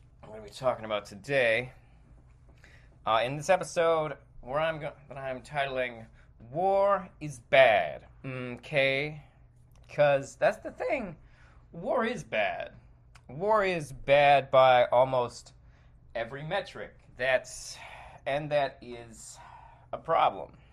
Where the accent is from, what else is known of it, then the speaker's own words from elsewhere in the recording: United States; I, as an American, have lived in a country that has seen its fair share of wars